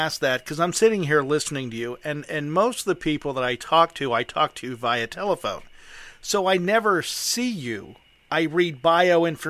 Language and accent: English; Midwestern United States, United States; accent: Pittsburghese; now in Western Pennsylvania, United States; I am from the Midwestern part of the United States. In my opinion, I don't have an accent. But I know there's one there, but yet I can't pinpoint it.